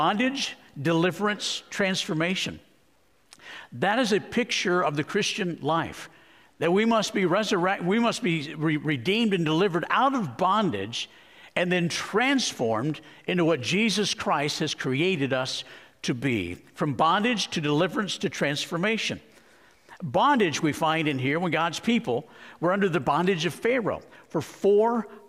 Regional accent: Arizona, United States; moved away; I grew up in Arizona.

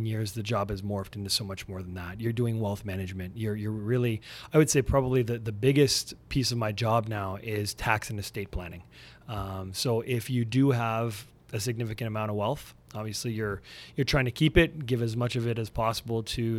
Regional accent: Montreal, Quebec, Canada; now in Burlington, Canada; I'm originally from Montreal. So even though I live near Toronto now, in Burlington, still love my home squad.

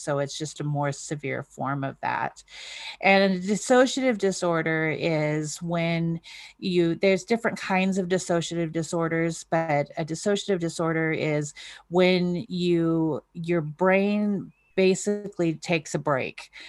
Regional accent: North Idaho, United States; I was raised in North Idaho

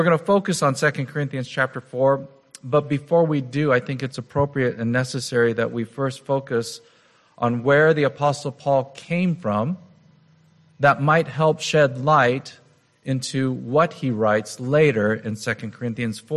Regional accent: United States; being an American

